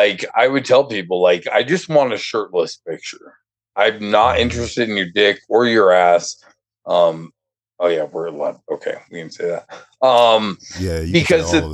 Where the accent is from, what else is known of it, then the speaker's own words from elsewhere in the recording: Denver, Colorado, United States; I grew up in Denver, well, in one of the suburbs outside of Denver